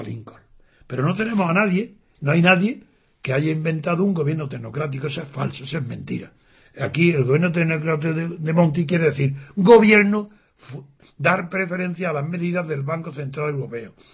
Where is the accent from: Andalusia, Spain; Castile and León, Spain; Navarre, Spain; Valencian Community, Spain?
Andalusia, Spain; soy andaluz